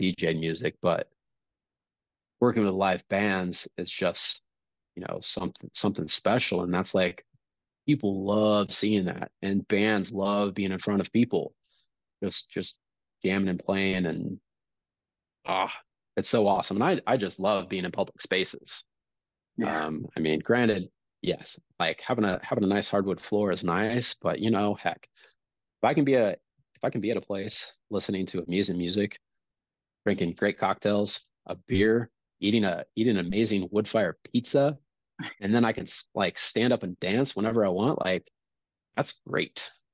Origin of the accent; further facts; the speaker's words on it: Kansas City, United States; growing up in Kansas City